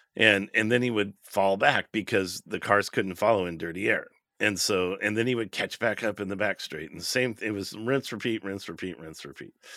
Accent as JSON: {"language": "English", "country": "United States", "said": "We're American"}